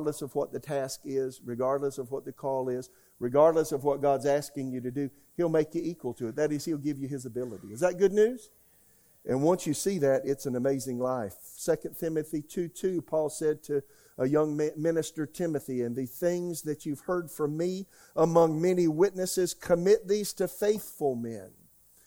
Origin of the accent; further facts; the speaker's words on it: United States; also born or lived in Oklahoma; now in Raleigh, United States; I'm an American